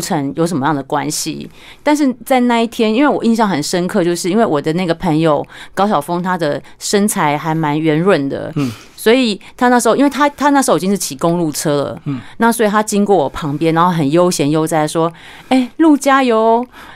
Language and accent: Chinese; Pingtung County, Taiwan; moved away; 我小时候我来自屏东，你知道乡下